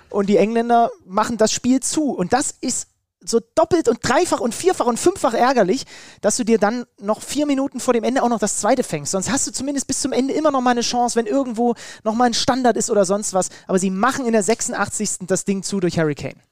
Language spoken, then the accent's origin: German; Germany; als Deutscher